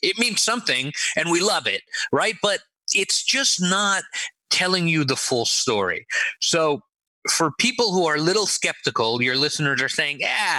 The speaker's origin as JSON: {"language": "English", "town": "Los Angeles", "region": "California", "country": "United States", "tie": "born or raised there", "also_born_or_lived": "Israel", "said": "was born in Israel and raised in Los Angeles. I was in Los Angeles for, 35 years"}